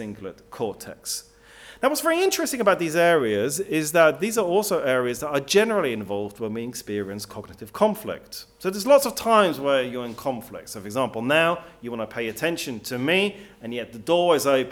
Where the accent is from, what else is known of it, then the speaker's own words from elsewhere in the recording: Switzerland; now in England; I grew up in Switzerland. I then moved to England